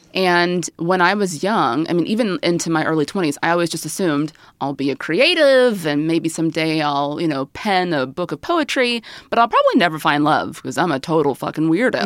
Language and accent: English; the South, United States; I grew up in the South